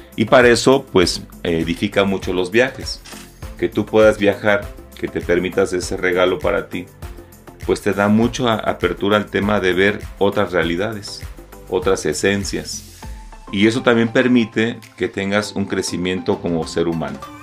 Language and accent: Spanish; Mexico; nos ha hecho tanto daño como mexicanos